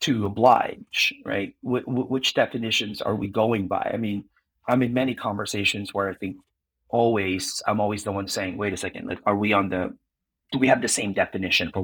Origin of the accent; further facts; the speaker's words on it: Philippines; now in United States; being Filipino